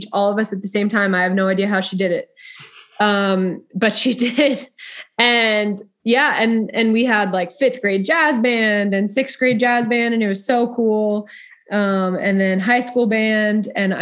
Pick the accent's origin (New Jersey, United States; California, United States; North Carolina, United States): New Jersey, United States; Freehold; moved away as an adult; also born or lived in Delaware / Duluth, Minnesota; now in Texas, United States; I grew up in New Jersey, actually. So a town called Freehold, New Jersey.